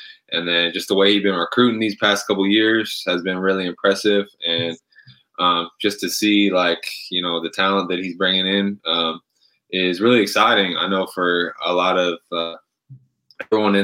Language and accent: English; Shoreline, Washington, United States; moved away as an adult; now in Japan; just growing up in the Shoreline area, it's for those who don't know much about Shoreline, it's literally like just like the next city north of Seattle